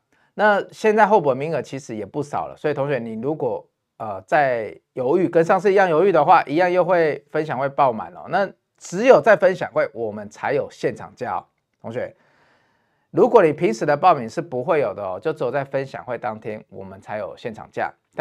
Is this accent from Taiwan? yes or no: yes; Taiwan; 你现在看台湾，我们台湾人用电是很幸福的，因为我们电价很便宜。